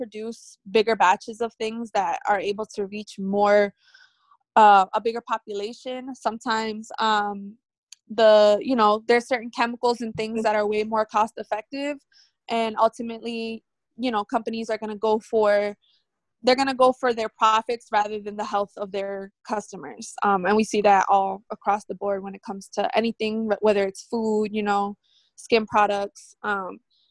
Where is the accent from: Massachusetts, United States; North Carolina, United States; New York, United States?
Massachusetts, United States; Lawrence; also born or lived in New Hampshire / Maryland; now in Haverhill, United States; I'm originally from Lawrence, born and raised.